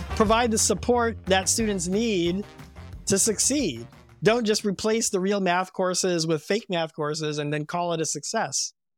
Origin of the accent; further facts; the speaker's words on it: U.S. Virgin Islands; I grew up in Saint Thomas in the U S Virgin Islands